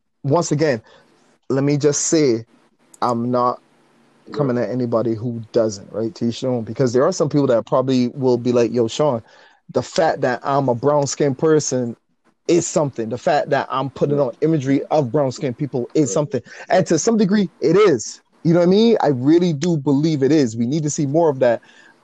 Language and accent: English; Barbados; moved away; growing up in Barbados